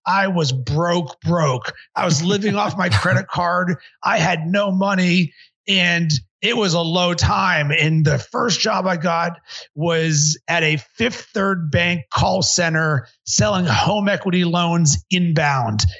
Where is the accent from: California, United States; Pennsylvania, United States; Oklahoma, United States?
Pennsylvania, United States; Pittsburgh; now in Chicago, United States; I grew up in Pittsburgh